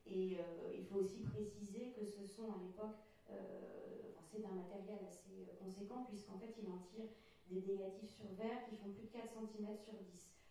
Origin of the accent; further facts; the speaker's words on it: Finistère, Brittany, France; ici même en Finistère, sur euh, mes terres d'origine, puisque comme on, évoquait aussi tout à l'heure, ma famille maternelle et de chef de et de plonévé. Donc euh, vraiment, je suis une enfant du pays.